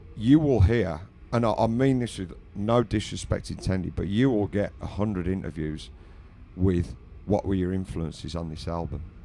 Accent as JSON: {"language": "English", "region": "England", "country": "United Kingdom", "said": "I'm English, I'm British"}